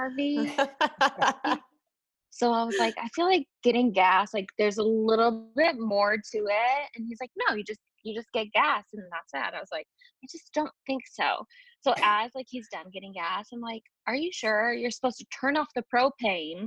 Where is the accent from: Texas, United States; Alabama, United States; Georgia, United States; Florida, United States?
Texas, United States; Colleyville; also born or lived in Chicago / Michigan; me and my younger sister were born in Chicago, and then my brother and my older sister were born in Michigan, and we moved from Michigan to Texas